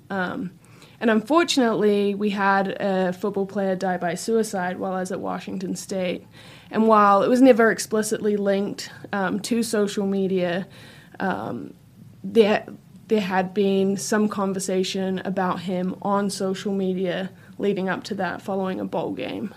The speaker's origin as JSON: {"language": "English", "country": "New Zealand", "moved": "as an adult", "lives_now": "Gainesville, United States", "said": "I, I am from New Zealand"}